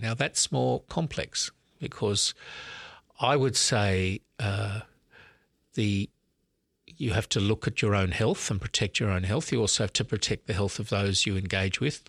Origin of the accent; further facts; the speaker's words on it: Sydney, New South Wales, Australia; also born or lived in Melbourne, Australia / Oxford, United Kingdom; I grew up in Sydney, so I'm actually back in my hometown now as Archbishop.